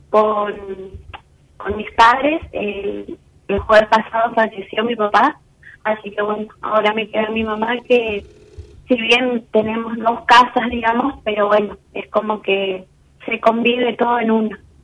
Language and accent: Spanish; Resistencia, Chaco, Argentina; De Resistencia Chaco